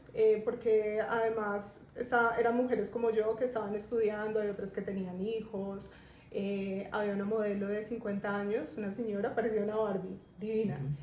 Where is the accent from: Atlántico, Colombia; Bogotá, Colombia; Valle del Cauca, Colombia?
Bogotá, Colombia; moved away as an adult; now in Medellín, Colombia; yo soy de Bogotá.